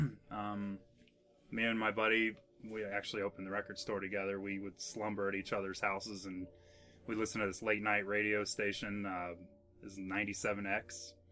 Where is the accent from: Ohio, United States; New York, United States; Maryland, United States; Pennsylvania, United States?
Ohio, United States; Fairfield; Down in Fairfield, it's north of Cincinnati.